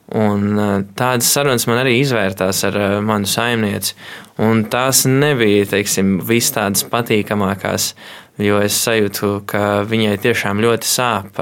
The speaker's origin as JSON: {"language": "Latvian", "town": "Kārķi", "region": "Valka Municipality", "country": "Latvia", "said": "es nāku no mazas ciematiņa kārķos"}